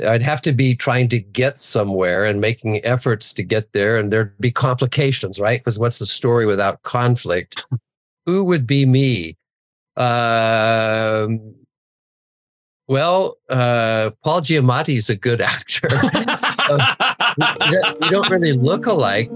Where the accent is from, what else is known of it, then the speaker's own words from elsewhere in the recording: Santa Barbara, California, United States; I grew up in the Santa Barbara area.